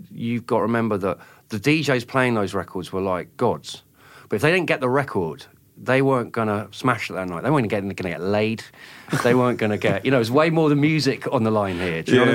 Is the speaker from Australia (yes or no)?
no; Oxford, South East England, United Kingdom; I was from Oxford. I didn't grow up in London